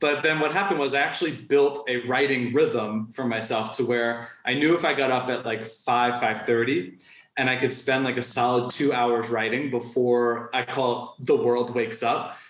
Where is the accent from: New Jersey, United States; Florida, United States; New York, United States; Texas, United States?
New York, United States; moved away as an adult; now in Mexico; I'm from New York originally.